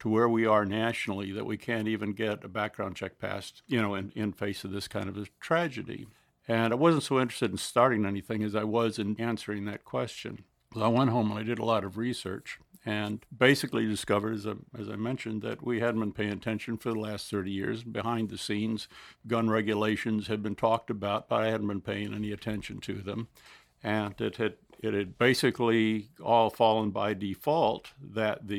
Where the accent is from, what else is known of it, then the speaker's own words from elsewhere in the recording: Delaware, United States; We come from Delaware